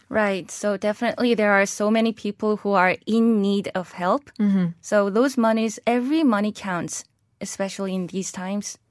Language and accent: English; South Korea; moved away as an adult; also born or lived in Pennsylvania, United States; I was born and raised in Korea